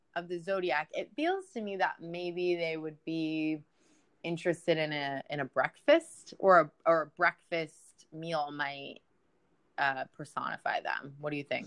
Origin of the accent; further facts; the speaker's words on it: United States; we're American, and that's very clear by our annoying very, accents